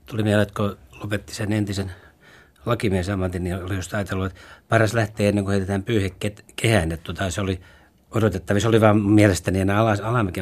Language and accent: Finnish; Turku, Southwest Finland, Finland; also born or lived in Helsinki / Raisio; ne juuret on vetänyt koko ajan sen Turkuun takaisin